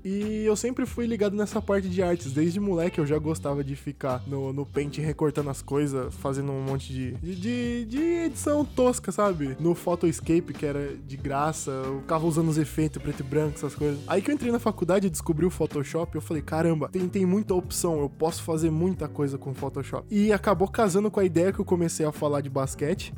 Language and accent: Portuguese; Cosmópolis, São Paulo, Brazil; eu sou de uma cidade do interior de São Paulo, chamada Cosmópolis